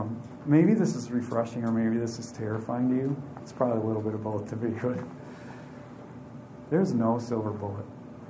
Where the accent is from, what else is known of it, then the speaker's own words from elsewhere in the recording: Aiken, South Carolina, United States; I'm not from Wisconsin. I'm from Aiken. I'm from South Carolina.